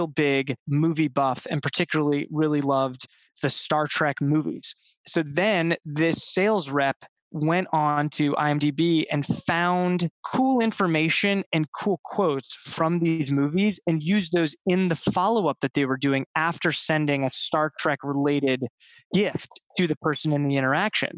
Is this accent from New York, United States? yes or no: no; Ohio, United States; I grew up in Ohio